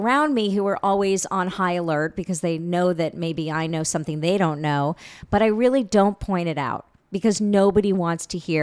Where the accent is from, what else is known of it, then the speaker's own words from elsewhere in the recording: New York, United States; I'm a New Yorker